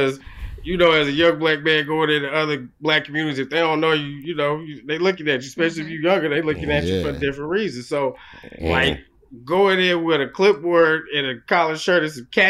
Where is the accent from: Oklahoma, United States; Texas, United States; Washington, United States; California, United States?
Oklahoma, United States; moved away; I'm from Oklahoma